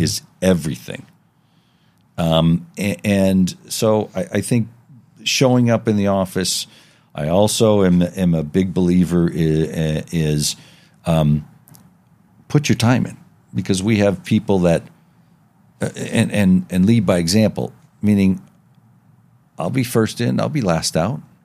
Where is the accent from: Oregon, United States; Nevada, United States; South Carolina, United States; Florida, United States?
Nevada, United States; Las Vegas; growing up in Las Vegas, uh, uh, when I did